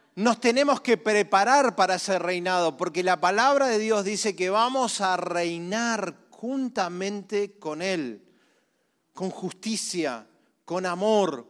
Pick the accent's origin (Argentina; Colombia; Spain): Argentina; Somos todos argentinos